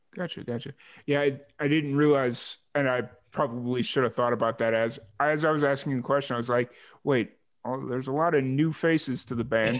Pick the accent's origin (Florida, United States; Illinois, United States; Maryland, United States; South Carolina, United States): Illinois, United States; Chicago Heights; accent: Chicago; also born or lived in New Mexico; now in Texas, United States; I grew up in Chicago Heights